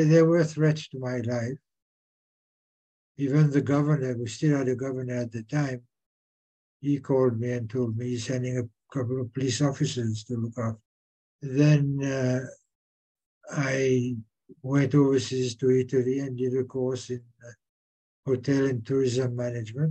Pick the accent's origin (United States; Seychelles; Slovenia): Seychelles; I was born in the Seychelles, of Seychelles parents, and did my education here